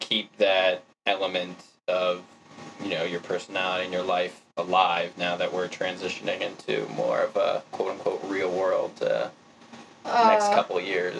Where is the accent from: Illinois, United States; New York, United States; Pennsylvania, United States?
New York, United States; It's my home state.